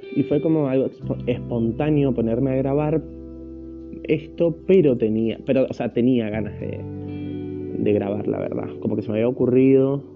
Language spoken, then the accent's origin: Spanish; Argentina; soy de Argentina